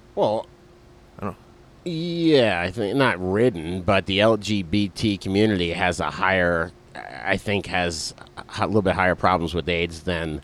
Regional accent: South Florida, United States; I'm from South Florida

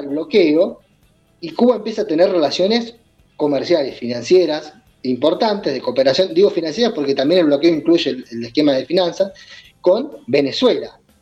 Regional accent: Argentina; also born or lived in Bahía Blanca; vemos nosotros en Bahía Blanca, como Argentina

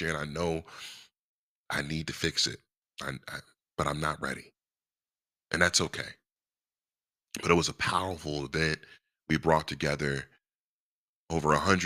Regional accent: Virginia, United States; I was born in Virginia, love being from Virginia

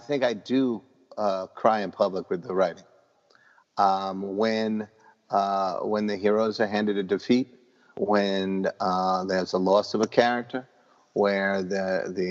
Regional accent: New York City, New York, United States; My neighborhood, I grew up in Parkchester

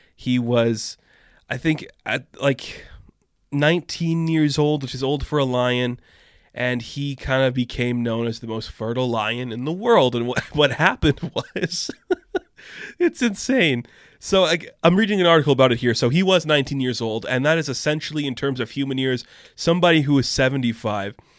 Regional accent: Canada; I am a Canadian guy

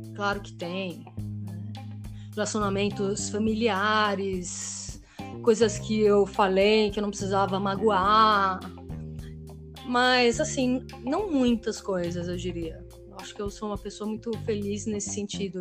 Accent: Brazil; also born or lived in Geneva, Switzerland / Málaga, Spain; eu sou brasileira também

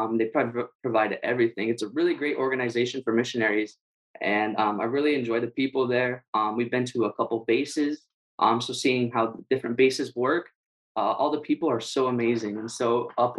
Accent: San Diego, California, United States; also born or lived in Guam; now in Hawaii, United States; I grew up in California, San Diego. And then after that, we moved to Guam for 3 years. We lived in Guam. And then after that, we moved to Hawaii.

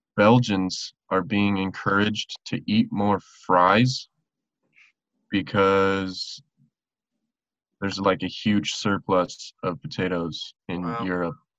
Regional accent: Silverthorne, Colorado, United States; moved away; my hometown, like Silverthorne, Breckenridge area

